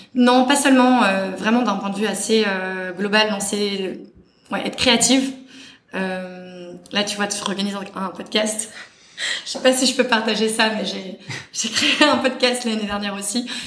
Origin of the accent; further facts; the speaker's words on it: Paris, Île-de-France, France; moved away as an adult; also born or lived in London; j'ai grandi dans l'Ouest parisien, euh, Boulogne-Billancourt est le, le 16e